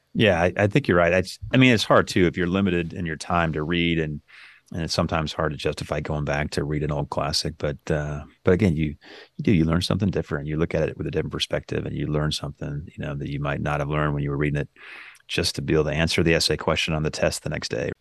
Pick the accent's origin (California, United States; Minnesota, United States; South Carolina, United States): California, United States; Northern; moved away; I grew up in Northern California